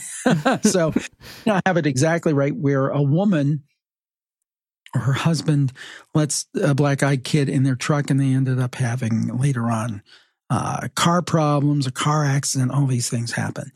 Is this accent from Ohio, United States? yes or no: yes; Cleveland, Ohio, United States; I grew up in Cleveland and I'm still in the Northeastern Ohio area